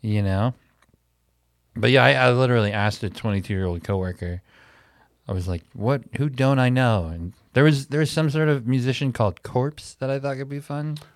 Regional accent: Milwaukee, Wisconsin, United States; my hometown

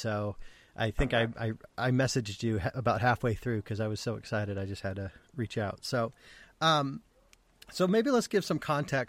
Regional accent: Brookings, South Dakota, United States; we went to high school together in Brookings, South Dakota.

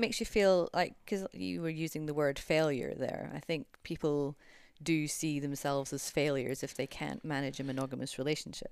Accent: United Kingdom; We're both British

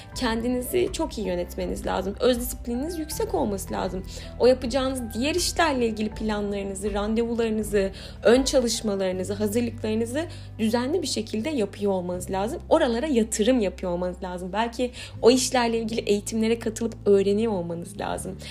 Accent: Aydın, Turkey; işte bizim Aydın'da zeytinliğimiz vardı

